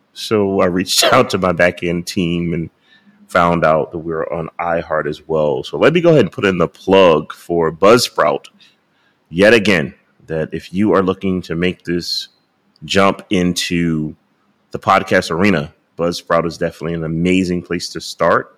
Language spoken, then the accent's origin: English; United States; I was from America